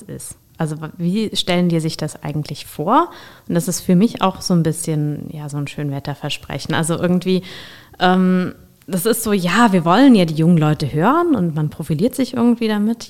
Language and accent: German; Rhenish Hesse, Rhineland-Palatinate, Germany; ich komme hier aus Rheinhessen